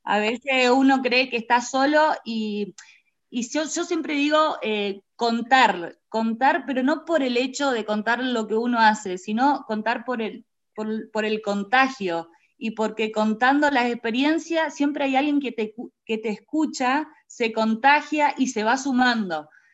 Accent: Reconquista, Santa Fe, Argentina; nosotros somos de Reconquista Santa Fe

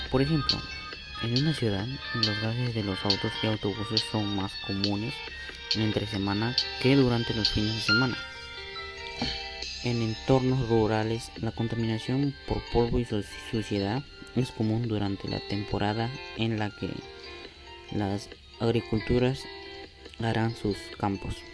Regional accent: Villa El Salvador, Lima, Peru; Soy de Villa El Salvador de Lima, Perú y tengo 15

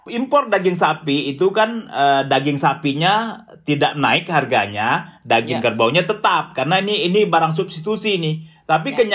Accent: West Sumatra, Indonesia; Sebagai orang Minang, jadi momen-momen uh, memasak yang besar itu adalah sebelum puasa dan sebelum Idul Fitri.

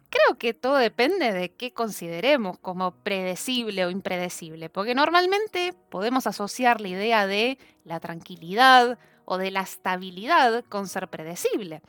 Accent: Argentina

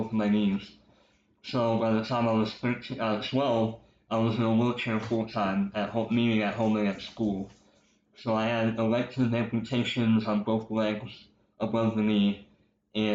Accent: Brenham, Texas, United States; now in Houston, United States; I was born here in Houston. I grew up on the northwest side. My parents got divorced in 1998, so I moved to Brenham

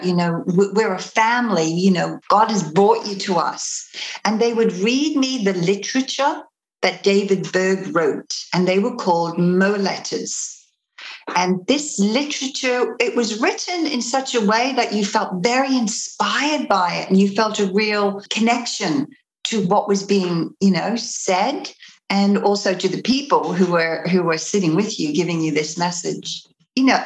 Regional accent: Australia; also born or lived in Liverpool, United Kingdom; I'm originally from the UK. I'm from Liverpool. I came to Australia when I was 7. And when I was 15, this cult came to my school.

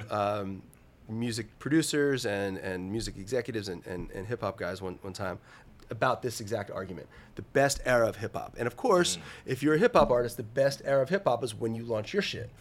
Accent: New Jersey, United States; I grew up in New Jersey

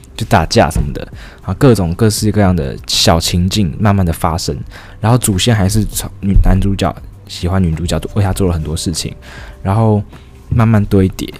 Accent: Taiwan; 我们台湾人

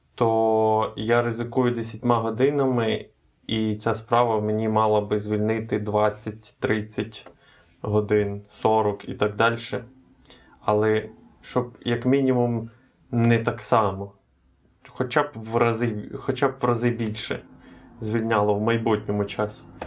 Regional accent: Ukraine; Ми з України.

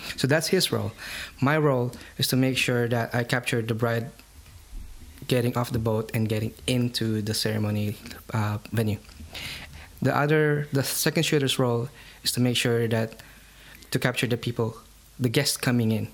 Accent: Philippines; I'm Filipino. I'm from the Philippine Islands.

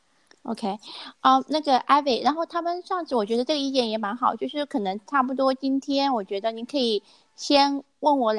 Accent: Chengdu, Sichuan, China; 我是成都人。

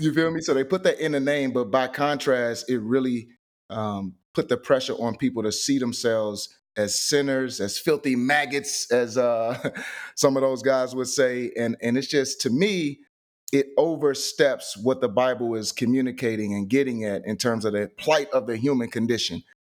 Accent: St. Louis, Missouri, United States; I am from Saint Louis, Missouri, born and raised.

